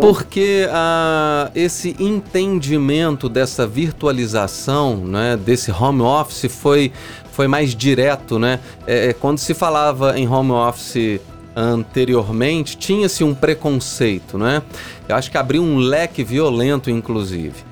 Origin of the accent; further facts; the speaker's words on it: São João del-Rei, Minas Gerais, Brazil; eu sou de São João del Rei, eu fui criado naquela região